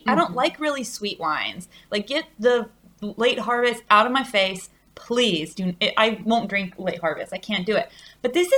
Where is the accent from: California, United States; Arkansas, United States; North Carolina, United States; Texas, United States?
Arkansas, United States; now in Chile; I'm from Arkansas